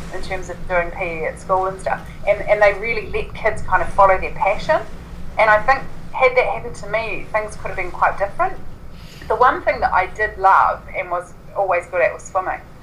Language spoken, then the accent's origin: English; Invercargill, Southland, New Zealand; I was born and grew up, grew up in Invercargill